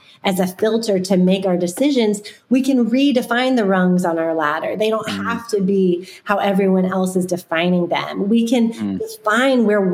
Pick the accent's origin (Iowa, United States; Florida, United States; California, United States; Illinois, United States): Florida, United States; When I was growing up, I grew up in Florida